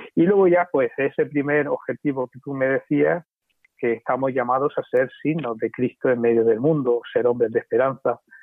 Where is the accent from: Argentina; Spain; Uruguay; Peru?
Spain; Diocese of Cartagena, Region of Murcia; Me siento muy querido por mis paisanos y muy acogido por el presbiterio y por mi obispo. Yo pienso que el Papa Francisco me ha querido dar este regalo de poder iniciar el ministerio episcopal en mi tierra